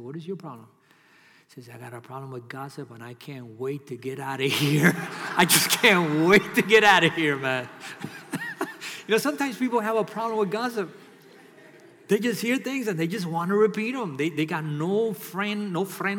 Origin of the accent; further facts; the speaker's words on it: New York City, New York, United States; now in Miami, United States; I'm from New York City